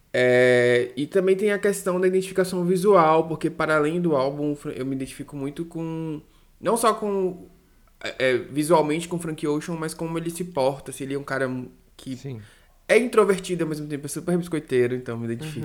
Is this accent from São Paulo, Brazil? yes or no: no; Salvador, Bahia, Brazil; daqui da minha terrinha, do meu país, Salvador